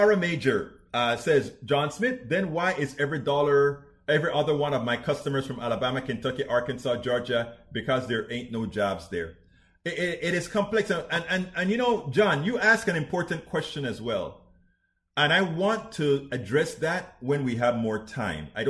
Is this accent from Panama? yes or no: yes; Panama; that's where I'm from, that part of the world. I'm from Panama